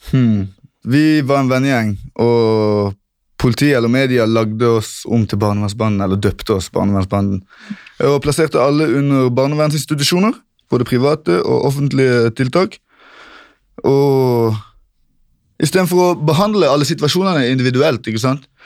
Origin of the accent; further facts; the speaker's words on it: Kristiansand, Agder, Norway; Jeg kommer først fra Grim, et område i Kristiansand som er veldig berykta for ungdomskriminalitet og pøbelstreker.